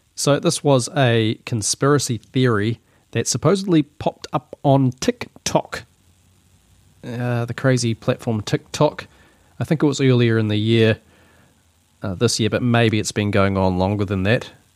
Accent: New Zealand; accent: Kiwi; this is just my Kiwi accent

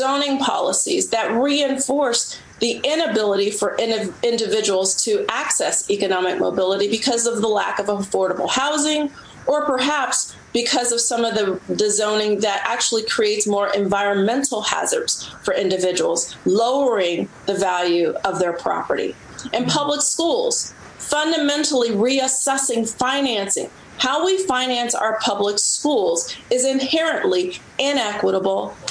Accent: Cincinnati, Ohio, United States; now in Washington, D.C., United States; I grew up in Cincinnati, Ohio

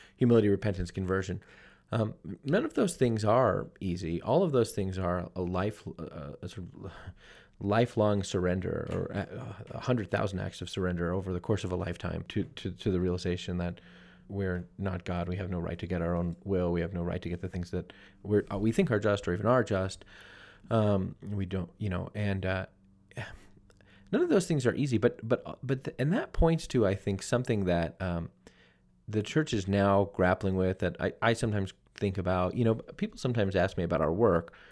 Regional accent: New Jersey, United States; my home state of New Jersey

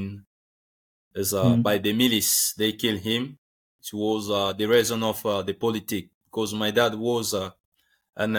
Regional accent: DR Congo; English is a second language; moved away as an adult; also born or lived in Turkey; I grew up in the Congo, in my country, in the DRC, and the city of Kinshasa is like our capital city

